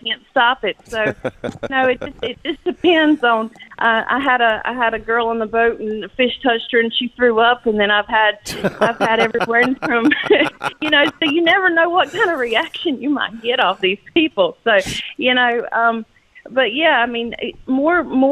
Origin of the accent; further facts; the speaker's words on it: Catfish, North Carolina, United States; accent: South Carolina accent; now in Key Largo, United States; I'm originally from a little town called Catfish, North Carolina